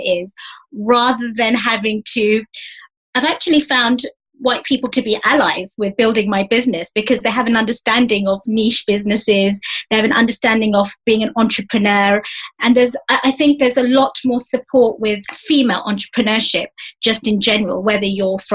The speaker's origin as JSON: {"language": "English", "region": "London", "country": "United Kingdom", "accent": "East London dialect", "said": "I'm from East London."}